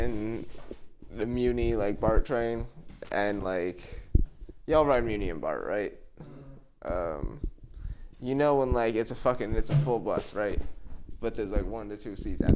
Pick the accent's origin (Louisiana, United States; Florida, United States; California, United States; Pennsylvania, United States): California, United States; Oakland; I'm from West Oakland.